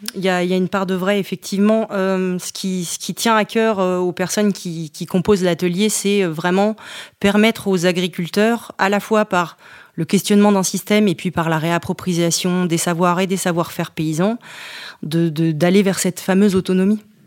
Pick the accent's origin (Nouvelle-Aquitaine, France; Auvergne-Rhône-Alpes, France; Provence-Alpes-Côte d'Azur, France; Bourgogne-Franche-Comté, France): Bourgogne-Franche-Comté, France; Montchanin; moved away as an adult; also born or lived in Le Creusot; c'est la Bourgogne, tout particulièrement la Saône-et-Loire, puisque je suis née au Creusot, en plein bassin minier